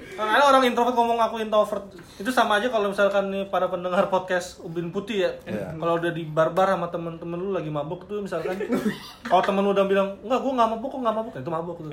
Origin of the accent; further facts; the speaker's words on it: Balikpapan, East Kalimantan, Indonesia; gue dari Balikpapan